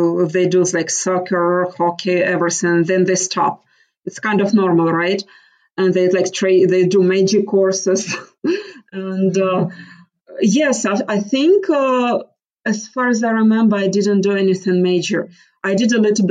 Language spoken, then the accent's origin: English; Mariupol, Donetsk Oblast, Ukraine; moved away as an adult; now in United States; I'm from Mariupol